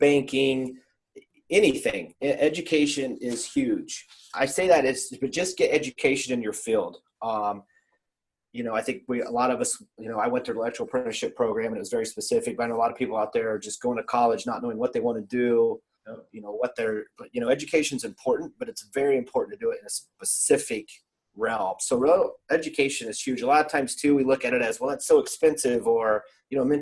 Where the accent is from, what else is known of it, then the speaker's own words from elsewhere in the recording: Indiana, United States; now in Columbus, United States; I grew up in Indiana